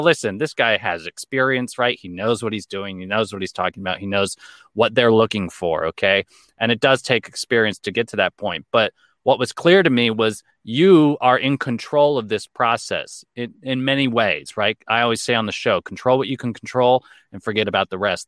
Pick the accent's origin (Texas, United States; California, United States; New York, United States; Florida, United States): California, United States; Los Angeles; I grew up in Los Angeles, born and raised.